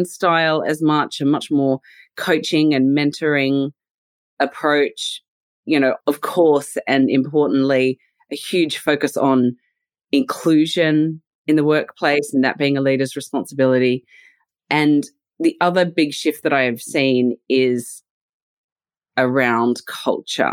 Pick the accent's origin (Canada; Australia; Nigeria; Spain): Australia; accent: Australian; now in London, United Kingdom; as you can probably tell from my accent, I'm originally from Australia, but my accent never goes away